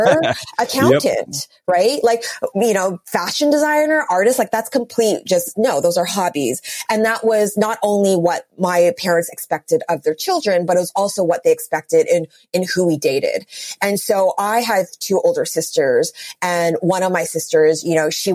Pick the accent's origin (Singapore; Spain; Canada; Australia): Canada; Vancouver, British Columbia; moved away as an adult; also born or lived in New York City; born and raised in Vancouver, and all of my friends here are married with children